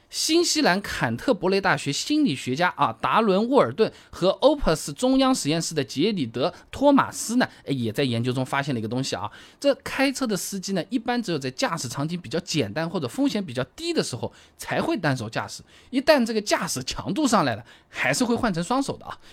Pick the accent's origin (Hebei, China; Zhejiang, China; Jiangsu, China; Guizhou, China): Zhejiang, China; Hangzhou; 我们杭州话就搁在那边